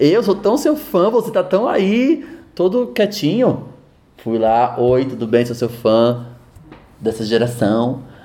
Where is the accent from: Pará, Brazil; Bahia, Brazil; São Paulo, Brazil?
São Paulo, Brazil; Taboão da Serra; Eu nasci em Taboão da Serra.